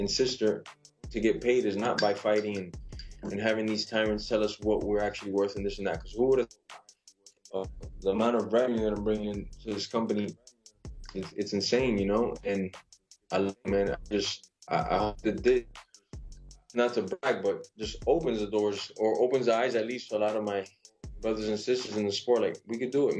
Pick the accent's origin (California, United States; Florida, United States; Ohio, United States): Florida, United States; Miami; I'm from Miami